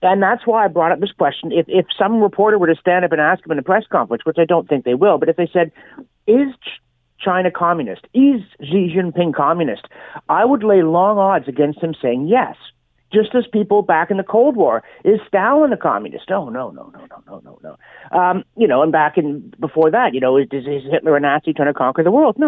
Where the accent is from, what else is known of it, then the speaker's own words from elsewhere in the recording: Canada; I was from Canada